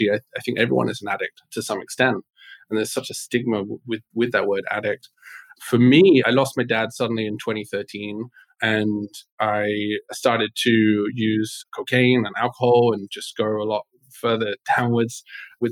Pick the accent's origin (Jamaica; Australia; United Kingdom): United Kingdom; England; moved away; I was born in England, very much raised with the culture of be seen, not heard, stiff upper lip.